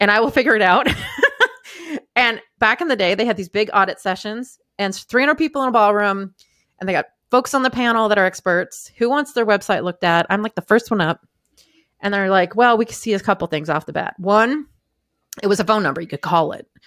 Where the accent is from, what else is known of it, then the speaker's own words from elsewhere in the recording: Maine, United States; I grew up in Maine